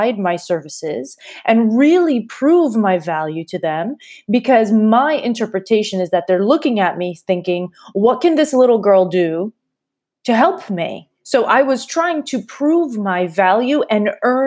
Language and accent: English; Massachusetts, United States; moved away as an adult; also born or lived in Warsaw / Prague / Manhattan; now in New York, United States; I grew up in Massachusetts